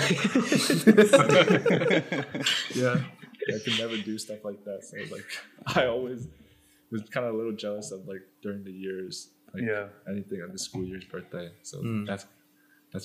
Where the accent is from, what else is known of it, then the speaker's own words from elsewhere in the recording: Virginia, United States; I was born and raised in Virginia and I'm still in Virginia